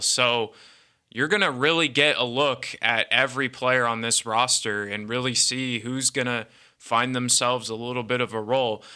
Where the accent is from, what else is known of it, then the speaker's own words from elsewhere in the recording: Bay Area, Northern California, United States; also born or lived in Bedford, Texas; now in Fort Worth, United States; I was born here, um, and then when I was about, like, two, I just moved out to the Bay Area. Um, grew up there